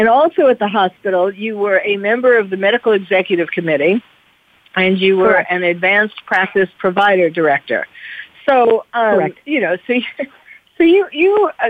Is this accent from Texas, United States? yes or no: no; New York, United States; I'm from New York